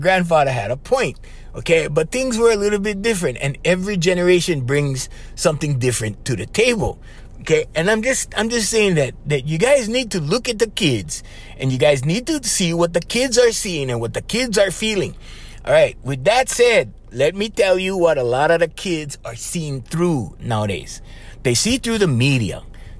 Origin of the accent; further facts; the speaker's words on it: Papakolea, Hawaii, United States; Okay, I'm from Papakulea. There's 17 people in my house.